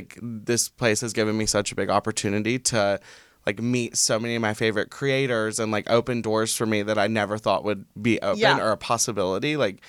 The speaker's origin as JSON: {"language": "English", "town": "Montgomery", "region": "Alabama", "country": "United States", "tie": "born or raised there", "also_born_or_lived": "Atlanta", "moved": "as an adult", "lives_now": "Los Angeles, United States", "said": "Like Patricia said, we're both from Alabama. I'm from Montgomery, about an hour away from her. Went to college together. After college, I moved to Atlanta, and I worked there for like 3.5 years."}